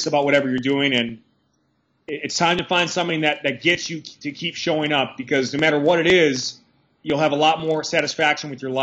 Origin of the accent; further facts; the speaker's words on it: Milwaukee, Wisconsin, United States; moved away as an adult; also born or lived in Massachusetts; now in Pennsylvania, United States; I grew up in Milwaukee, Wisconsin, brutal winters